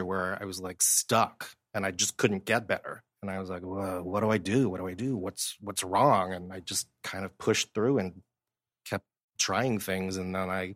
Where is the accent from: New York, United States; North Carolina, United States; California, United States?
California, United States; a suburb of Los Angeles; also born or lived in Ohio / Boston; when we were 9, we moved to a suburb